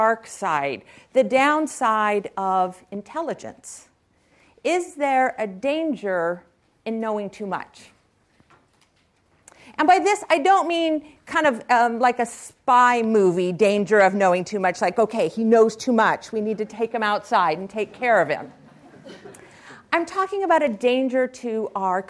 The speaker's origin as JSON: {"language": "English", "area": "Silicon Valley", "region": "California", "country": "United States", "tie": "born or raised there", "said": "I was raised here in Silicon Valley"}